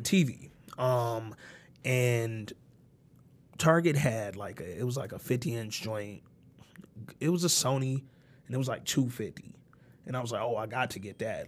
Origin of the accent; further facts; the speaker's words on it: Birmingham, Alabama, United States; I'm from Birmingham, Alabama